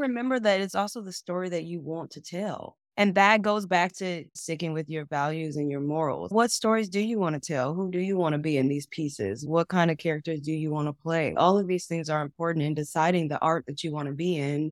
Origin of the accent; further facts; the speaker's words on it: Chicago, Illinois, United States; I'm from Chicago